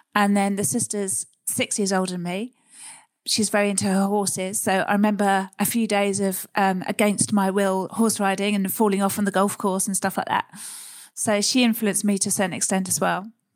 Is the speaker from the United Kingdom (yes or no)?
yes; Surrey, South East England, United Kingdom; also born or lived in Sussex; I grew up in Surrey, leafy, leafy Surrey, Sussex area.